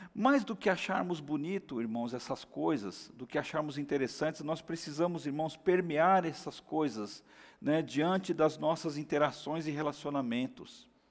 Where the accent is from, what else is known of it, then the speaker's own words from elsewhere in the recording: Brazil; amo o Brasil